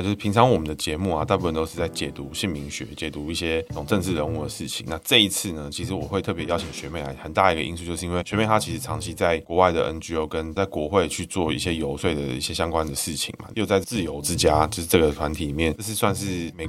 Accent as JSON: {"language": "Chinese", "country": "Taiwan", "said": "我们台湾人去理解到中国的关系，跟台湾人去理解到台美的关系，其实都是从台湾的视角去出发"}